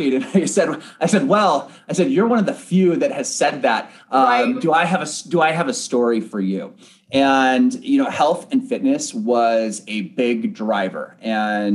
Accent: Bellevue, Washington, United States; also born or lived in San Diego, California; I am originally from Bellevue, Washington. That is where I am born and raised

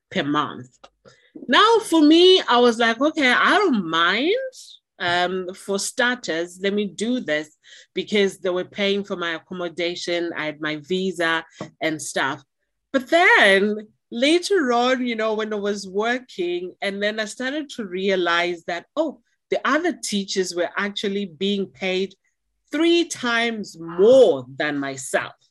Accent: Zimbabwe; moved away as an adult; also born or lived in Guangzhou, China / Beijing, China; now in China; from Zimbabwe, I'm from Africa.

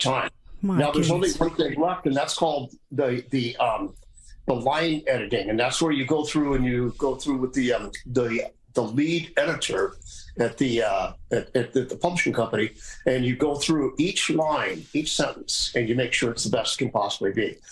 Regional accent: Seattle, Washington, United States; also born or lived in North Dakota; I was born in North Dakota, moved to Seattle when I was one

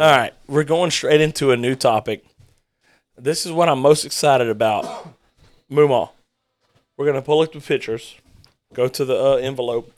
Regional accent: Louisiana, United States; we're from Louisiana.

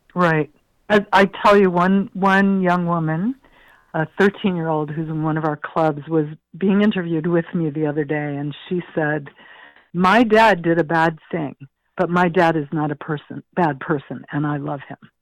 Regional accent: Ohio, United States; moved away; I grew up in the Midwest

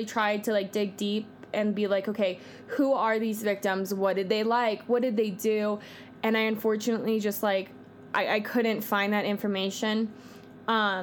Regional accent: California, United States; I'm from California

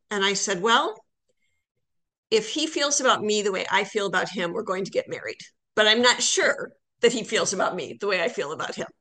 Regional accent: Iowa, United States; moved away as an adult; also born or lived in Toronto; now in St. Paul, United States; I'm from Iowa originally.

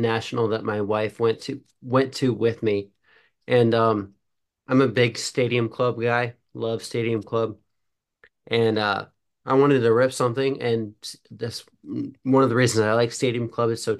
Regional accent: Ohio, United States; born and raised in Ohio

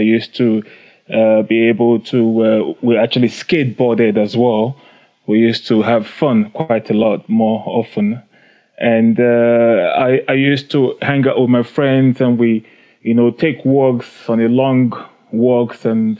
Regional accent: Nigeria; also born or lived in United Kingdom; now in South Africa; I was born in Nigeria. I grew up partly in Nigeria and a part of it I grew up in the UK.

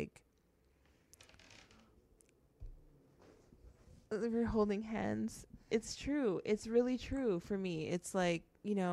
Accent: Canada; And then we were raised in Canada.

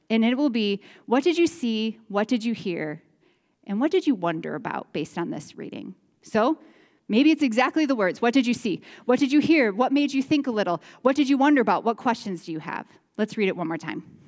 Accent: Chicago, Illinois, United States; moved away as an adult; now in Iowa, United States; We're from the Chicagoland area. We moved to this area into Iowa about twelve years ago

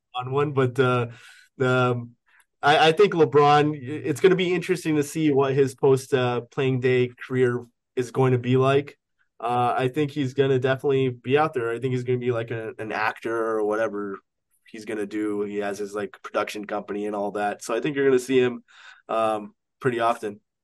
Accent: Canada; I'm Canadian.

